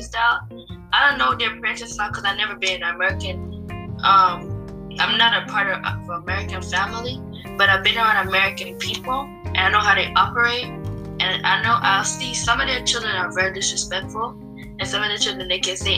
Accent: Jamaica; born or raised there; moved away

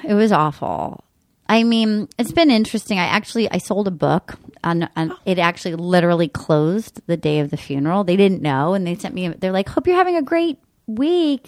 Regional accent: Rhode Island, United States; moved away; I grew up in a tiny town of Rhode Island with, like, a general store.

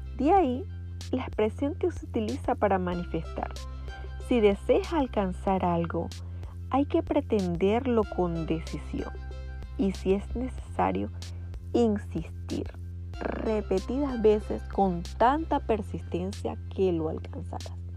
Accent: Venezuela; En mi país, como venezolana, aprendí que echarle pichón era forzarme para alcanzar a lograr algo propuesto

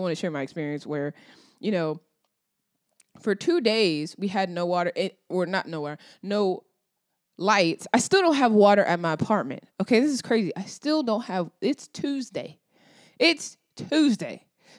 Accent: the South, United States; I'm from the South.

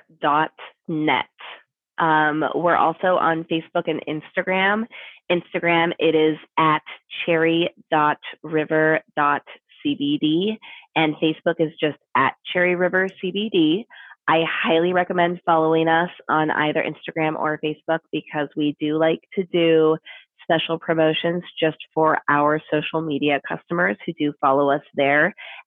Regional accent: Portland, Oregon, United States; also born or lived in Virginia; I'm from here. Oh, okay. I'm from Portland. But I lived in Virginia for 7 years. I was in Virginia. Six years I was in Virginia

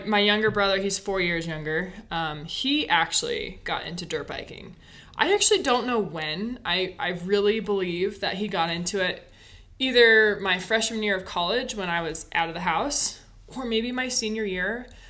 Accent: Basalt, Colorado, United States; moved away; I grew up in Colorado, Basalt, Colorado.

